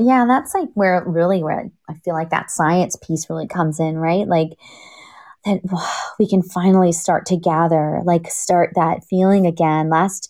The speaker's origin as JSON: {"language": "English", "country": "Canada", "also_born_or_lived": "England", "moved": "yes", "lives_now": "United States", "said": "being a Canadian"}